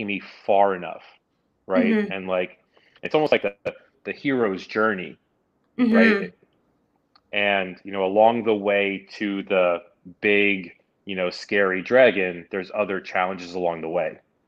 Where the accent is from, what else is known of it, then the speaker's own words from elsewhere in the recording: New York City, New York, United States; moved away as an adult; I'm a New York City native. I grew up in New York.